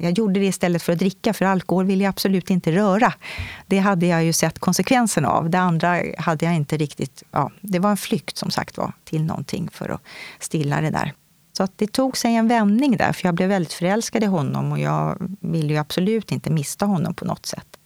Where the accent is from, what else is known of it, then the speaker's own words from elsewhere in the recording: Stockholm, Stockholm County, Sweden; Jag kommer ifrån Stockholm, södra sidan av stan